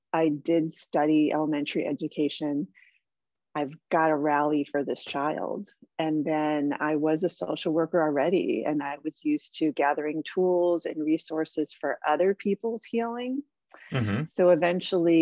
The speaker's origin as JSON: {"language": "English", "town": "San Diego", "region": "California", "country": "United States", "tie": "born or raised there", "also_born_or_lived": "Hawaii / Canada / Australia", "moved": "as an adult", "said": "I grew up here in San Diego, which is where I am now."}